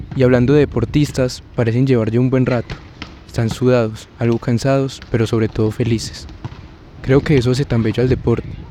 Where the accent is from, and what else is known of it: Paisa, Antioquia, Colombia